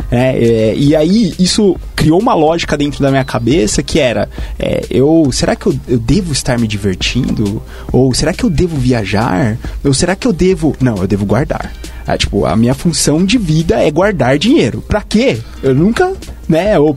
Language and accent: Portuguese; São Paulo, Brazil; E eu vim do interior de São Paulo, então acho que esse é um ponto interessante também quando a gente olha a realidade de São Paulo.